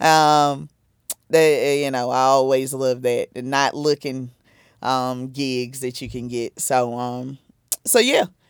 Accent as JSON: {"language": "English", "region": "South Carolina", "country": "United States", "moved": "yes", "lives_now": "New Jersey, United States", "said": "I'm originally from South Carolina."}